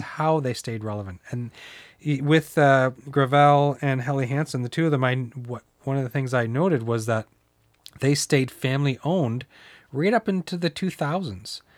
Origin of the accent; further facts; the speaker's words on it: the Maritimes, Canada; moved away; I'm from the Maritime, so I used to go down, we used to cross border shop into Maine